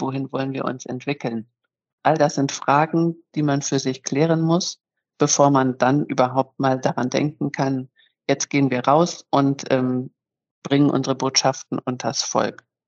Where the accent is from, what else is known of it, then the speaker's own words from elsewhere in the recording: Northern Germany, Germany; moved away as an adult; also born or lived in Munich; now in Bremen, Germany; als waschechte Norddeutsche